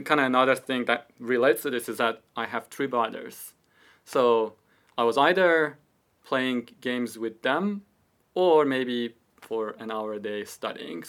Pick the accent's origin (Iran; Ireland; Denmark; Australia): Iran; moved away as an adult; also born or lived in Toronto, Canada; now in United Kingdom; I was born in Iran. I lived in Iran